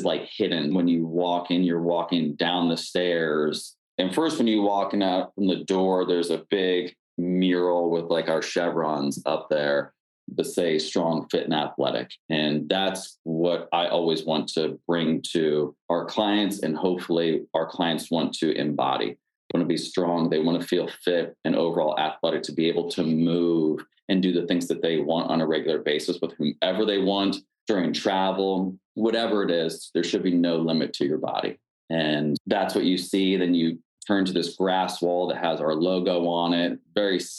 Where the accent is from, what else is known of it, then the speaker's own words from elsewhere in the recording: Pennsylvania, United States; moved away; I'm originally from Pennsylvania